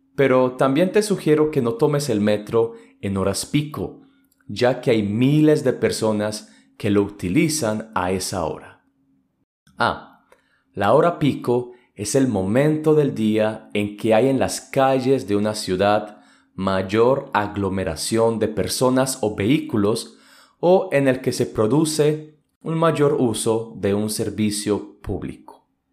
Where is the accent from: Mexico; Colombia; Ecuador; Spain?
Colombia; Medellín, Antioquia; soy de la ciudad de Medellín